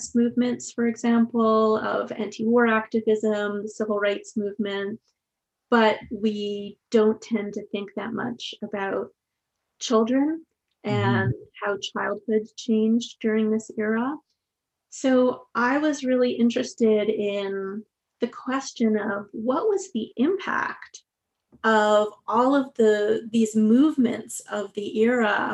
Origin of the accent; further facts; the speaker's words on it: Quebec, Canada; now in Vancouver, Canada; I'm originally from Quebec, and so I was very young when the, you know, the Quiet Revolution was taking place